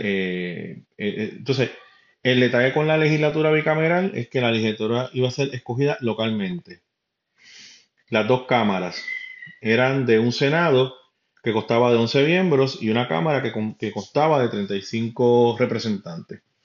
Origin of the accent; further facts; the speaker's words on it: Puerto Rico; Nosotros somos una isla